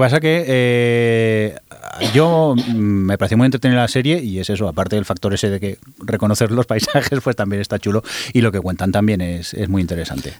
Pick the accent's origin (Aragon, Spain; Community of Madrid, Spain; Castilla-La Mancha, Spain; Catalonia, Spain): Catalonia, Spain; Barcelona; los que somos de Barcelona